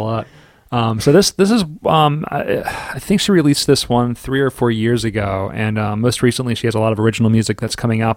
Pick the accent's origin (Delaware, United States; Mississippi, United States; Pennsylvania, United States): Delaware, United States; Wilmington; we're from Wilmington